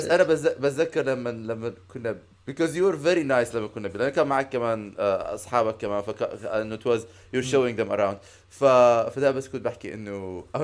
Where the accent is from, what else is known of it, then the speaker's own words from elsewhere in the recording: Syria; بس انا سوري يعني آه، آه، توقف ساعه ونص على اللعبه